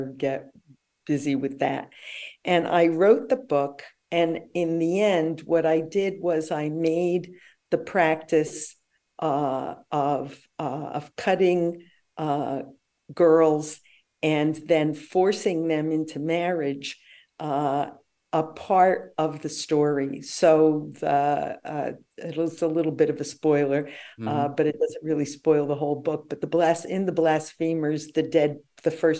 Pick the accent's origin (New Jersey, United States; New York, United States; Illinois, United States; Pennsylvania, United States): New Jersey, United States; Paterson; I grew up in Paterson, New Jersey